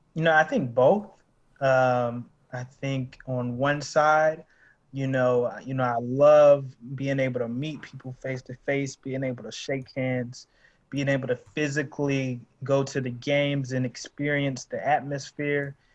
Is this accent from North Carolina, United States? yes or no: yes; Charlotte, North Carolina, United States; also born or lived in Durham; I'm originally from Charlotte, um, born and raised